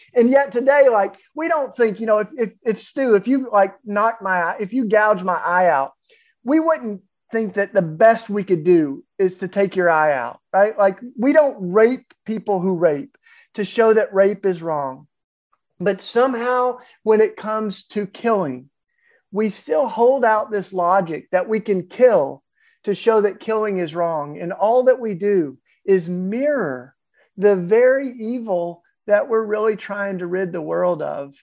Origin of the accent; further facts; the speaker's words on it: the Bible Belt, United States; I, I grew up of all in the Bible Belt